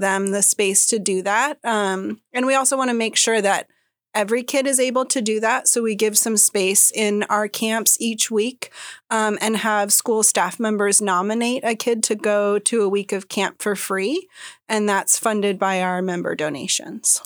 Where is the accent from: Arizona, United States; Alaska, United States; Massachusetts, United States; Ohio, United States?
Alaska, United States; Sitka; also born or lived in Oregon / Washington; now in Juneau, United States; I grew up in Sitka and then I lived uh, down in Oregon and Washington for a while